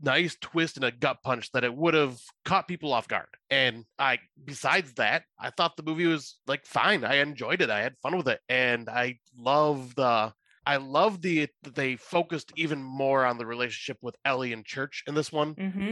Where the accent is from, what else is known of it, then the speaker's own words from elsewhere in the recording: United States; being an American